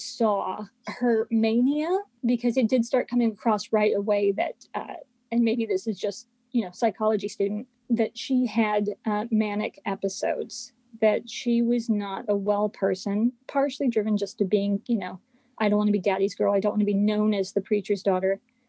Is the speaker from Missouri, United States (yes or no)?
no; California, United States; I didn't really relate to the people in the town where I grew up because I was actually from California.